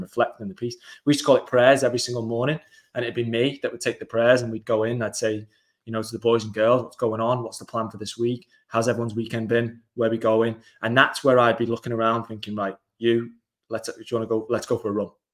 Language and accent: English; England, United Kingdom; I am from England